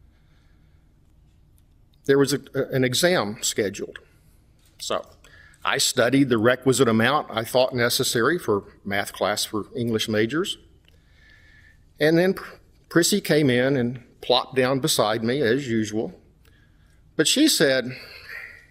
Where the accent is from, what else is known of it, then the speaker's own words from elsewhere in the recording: West Texas, United States; moved away; Like me, she had grown up in a small West Texas oil town, only a little over an hour from my hometown